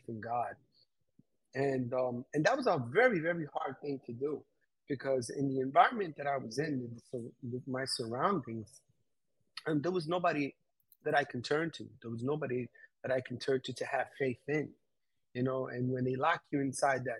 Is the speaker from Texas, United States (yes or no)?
no; New York City, New York, United States; being raised in New York City. I had a few encounters where growing up in Queens